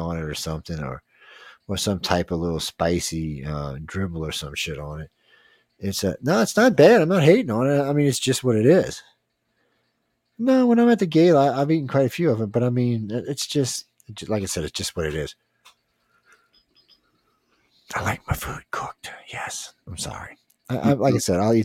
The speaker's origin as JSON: {"language": "English", "region": "Louisiana", "country": "United States", "said": "I'm from Louisiana"}